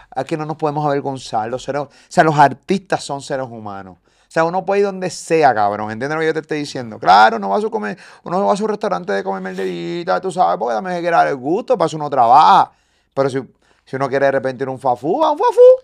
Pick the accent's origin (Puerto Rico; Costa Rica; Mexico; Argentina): Puerto Rico; yo soy boricua, me encanta PR.